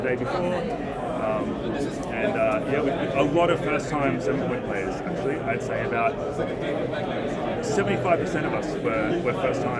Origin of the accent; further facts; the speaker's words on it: Wollongong, New South Wales, Australia; I'm from Wollongong. I'm a magic player.